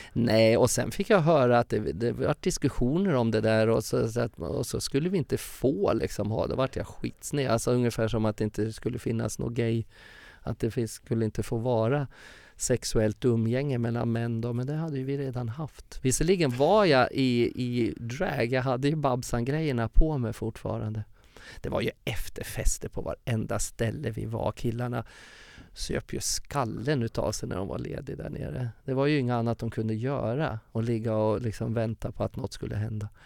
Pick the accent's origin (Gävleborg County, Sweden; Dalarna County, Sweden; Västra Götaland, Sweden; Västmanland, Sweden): Gävleborg County, Sweden; Furuvik; moved away; also born or lived in Stockholm / Uppsala; min uppväxt i Furviksparken